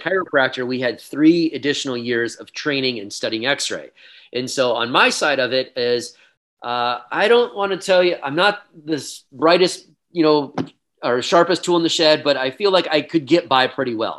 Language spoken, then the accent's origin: English; Iowa, United States; also born or lived in Boulder, Colorado; the college was back in my hometown in Iowa